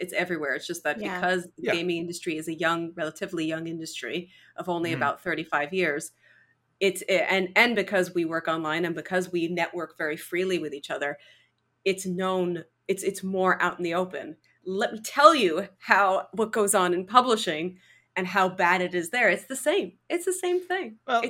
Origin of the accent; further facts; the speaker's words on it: Canada; I'm from Canada. We die from exposure here.